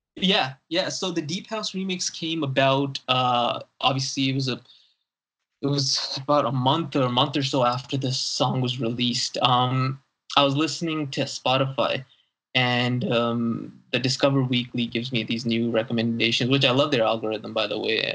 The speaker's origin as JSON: {"language": "English", "country": "Saudi Arabia", "tie": "born or raised there", "said": "growing up in Saudi Arabia, I'm not fluent in Arabic"}